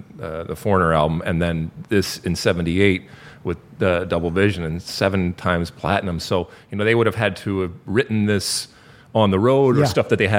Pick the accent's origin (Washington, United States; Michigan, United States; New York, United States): Michigan, United States; outside of Detroit; I grew up outside of Detroit in Michigan